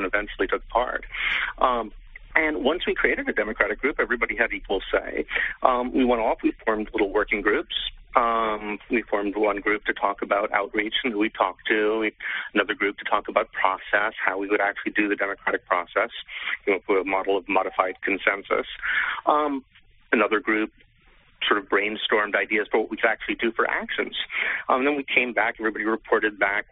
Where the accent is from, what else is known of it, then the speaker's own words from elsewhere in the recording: New York, United States; now in London, United Kingdom; I was back for the summer because I'm normally based in London, but I'm from New York, so I always come back when I can.